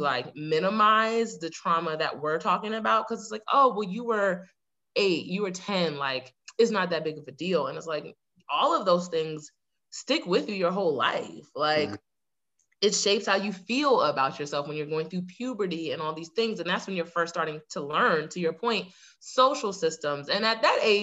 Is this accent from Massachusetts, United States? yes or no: no; Fort Lauderdale, Florida, United States; I was born in Lauderdale, Florida. So, like, I'm from South Florida, right, originally.